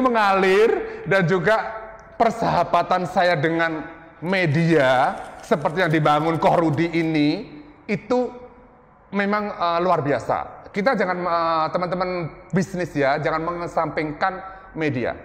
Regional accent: Lasem, Central Java, Indonesia; moved away; also born or lived in Surabaya; saya dari desa, dari kota kecil, saya dari, eh, salah satu desa, eh, kota di Jawa Tengah ya, di Rembang, Lasem

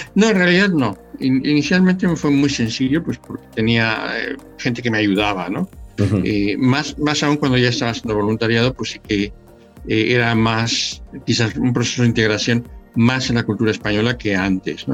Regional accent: Mexico City, Mexico; moved away as an adult; now in Valladolid, Spain; nací en la Ciudad de México, eh, de hecho, viví en la Ciudad de México eh, toda mi infancia

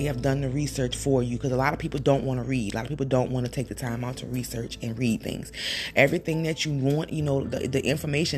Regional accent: Louisiana, United States; I'm from Louisiana

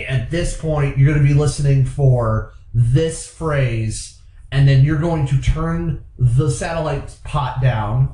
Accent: Akron, Ohio, United States; now in Toledo, United States; I'm originally from Akron, Ohio. I currently reside in Toledo.

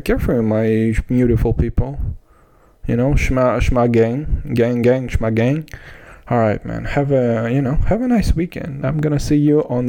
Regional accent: Kazakhstan; I'm from Kazakhstan.

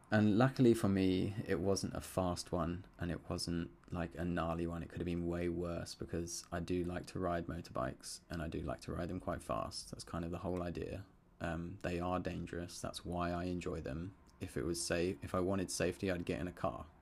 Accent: Surrey, South East England, United Kingdom; growing up in Surrey in the U K

